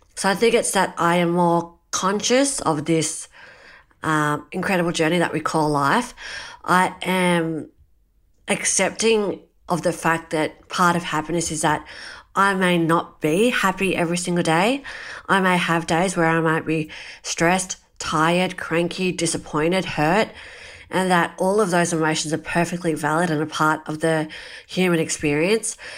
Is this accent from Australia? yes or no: yes; Australia; growing up in Australia and living in this really awesome country of ours